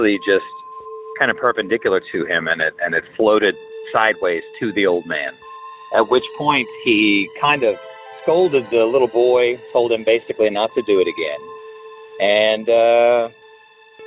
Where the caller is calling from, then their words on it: Oklahoma, United States; I'm calling you from Oklahoma